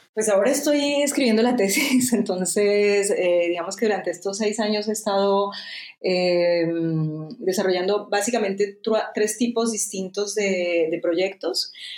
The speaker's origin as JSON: {"language": "Spanish", "country": "Colombia", "moved": "as an adult", "lives_now": "France", "said": "soy colombiana, pero llevo 20 mm, años viviendo en Francia."}